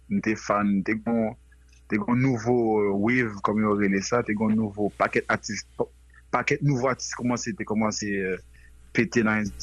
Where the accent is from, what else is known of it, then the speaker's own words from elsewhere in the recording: Port-au-Prince, Ouest, Haiti; moved away as an adult; also born or lived in Florida / Saint Martin / United States; now in France; mwen fèt Haïti, mwen se moun ake. E normalman, mwen te viv tout adolesans mwen Port-au-Prest.